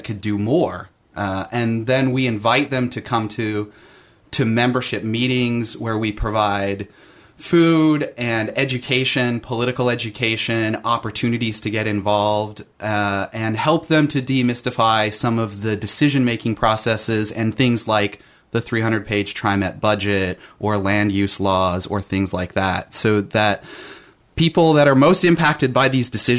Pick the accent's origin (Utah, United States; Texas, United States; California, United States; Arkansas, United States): Utah, United States; Salt Lake City; also born or lived in St. Louis / Germany / South Africa; now in Portland, United States; I grew up in Salt Lake City, but lived in St. Louis and Germany